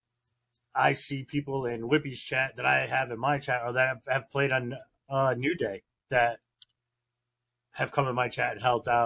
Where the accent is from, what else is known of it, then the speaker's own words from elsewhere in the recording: Rhode Island, United States; Rhode Island